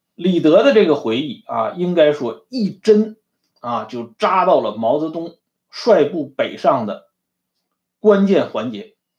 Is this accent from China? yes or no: yes; China; 我们中国人